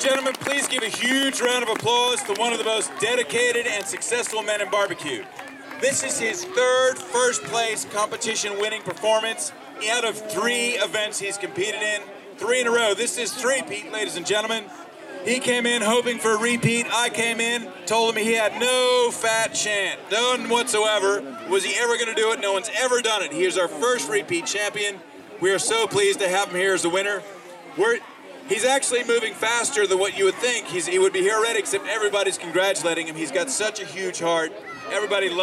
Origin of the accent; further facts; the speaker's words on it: Tennessee, United States; now in Australia; I'm a boy from Tennessee